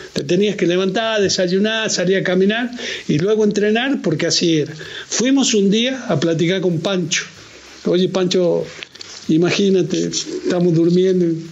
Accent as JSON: {"language": "Spanish", "country": "Argentina", "moved": "yes", "lives_now": "Mexico", "said": "porque yo soy, sigo siendo argentino."}